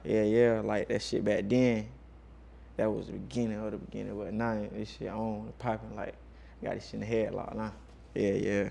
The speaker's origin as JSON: {"language": "English", "town": "Macon", "region": "Georgia", "country": "United States", "tie": "born or raised there", "moved": "yes", "lives_now": "Atlanta, United States", "said": "growing up in Macon"}